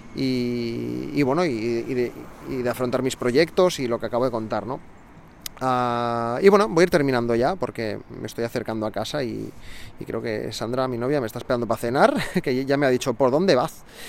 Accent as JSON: {"language": "Spanish", "town": "Barcelona", "region": "Catalonia", "country": "Spain", "said": "soy de Barcelona"}